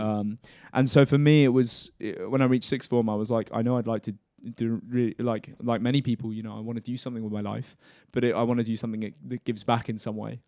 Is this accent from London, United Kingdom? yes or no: no; Cambridgeshire, East of England, United Kingdom; also born or lived in Essex; I'm from Essex originally, um, was born and raised in, in Cambridgeshire